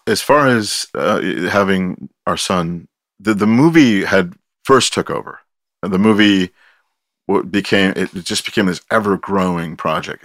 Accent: Pinole, California, United States; also born or lived in Oakland; I grew up here. I left f, for about fifteen years.

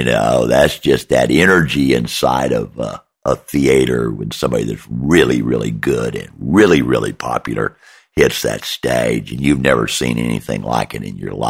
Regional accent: Deep South, United States; moved away; also born or lived in New Orleans / Harlem, New York; I'm from the Deep South, and then have lived in New Orleans or had been in New Orleans.

